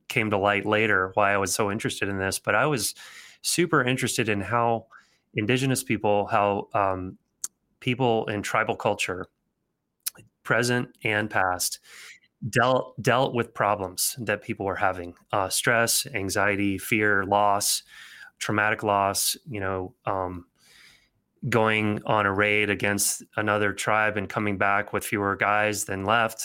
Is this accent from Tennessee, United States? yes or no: yes; Nashville, Tennessee, United States; moved away as an adult; also born or lived in Alabama / Philadelphia; I grew up in Nashville. I was born in Alabama. I was from the South, super Southern thing